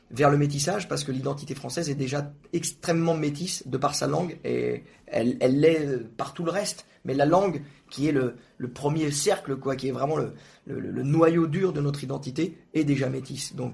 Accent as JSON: {"language": "French", "region": "Quebec", "country": "Canada", "tie": "born or raised there", "said": "quand j'étais jeune, j'habitais au Québec, au Québec, et les présentateurs télé, ils atténuaient volontairement leur accent pour parler des choses graves"}